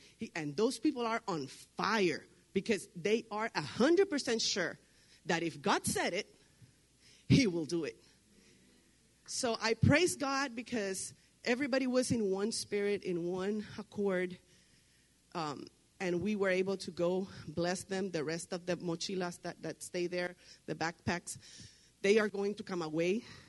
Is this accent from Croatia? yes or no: no; Puerto Rico; now in Laredo, United States; I live in Laredo, I live in Hebron, I live in Bruni, I come from Puerto Rico